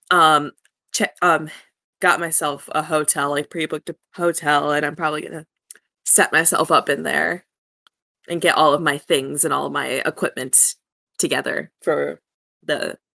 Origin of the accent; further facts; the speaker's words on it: South Dakota, United States; So, I flew in from my um my hometown in um, Nowhereville, um, South Dakota.